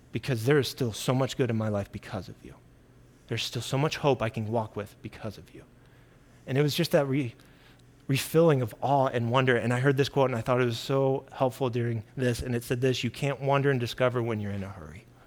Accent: Kansas City, United States; I grew up in Kansas City.

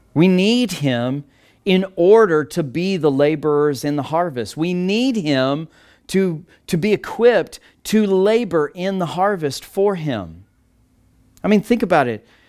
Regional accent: Texas Panhandle, United States; I grew up in the Texas Panhandle in the middle of cattle country and wheat

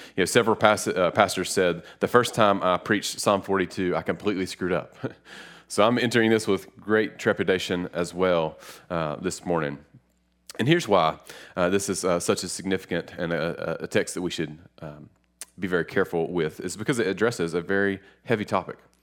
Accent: Lenoir, North Carolina, United States; I'm from a little city called Lenore, uh, it's r, right near Boone and Hickory, and, um, growing up, Lenore taught me a lot.

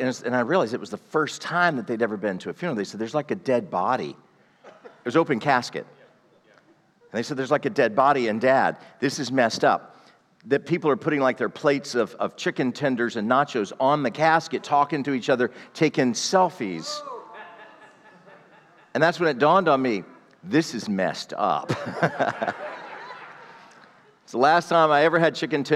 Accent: the South, United States; I'm a Southerner

